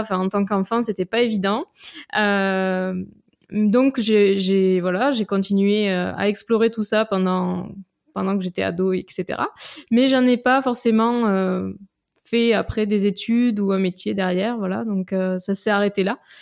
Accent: Avignon, Provence-Alpes-Côte d'Azur, France; accent: petit accent chantant; moved away as an adult; also born or lived in Lyon / Grenoble / Nice; now in Paris, France; je viens d'Avignon en fait, à côté d'Avignon, euh, voilà où j'ai vécu jusqu'à jusqu'après le bac, jusqu'au bac

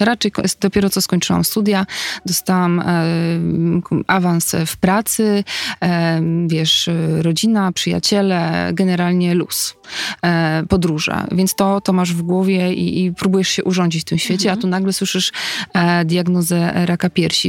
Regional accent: Tricity, Pomeranian Voivodeship, Poland; ja wtedy mieszkam, w ogóle jestem z Trójmiasta, wtedy mieszkam w Gdańsku

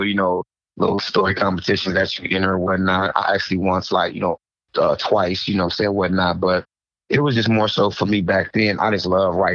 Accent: the Bay Area, California, United States; I'm actually from the Bay

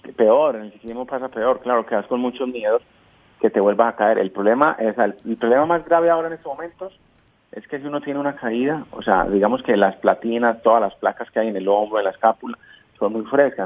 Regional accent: Colombia; moved away; Yo como colombiano eh, vivo feliz de mi país

